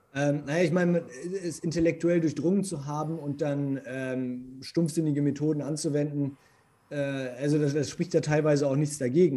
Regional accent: Germany; Bei uns in Deutschland

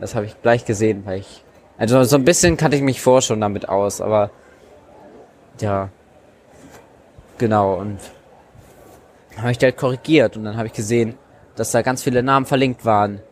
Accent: Hanover area, Lower Saxony, Germany; in Niedersachsen oder im Raum Hannover, wo ich herkomme

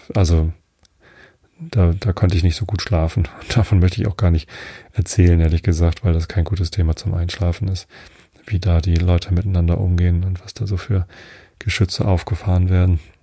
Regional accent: Wistedt, Lower Saxony, Germany; Also ich bin ja in Visted aufgewachsen. Es gehört auch hier zur Samtgemeinde Tosted.

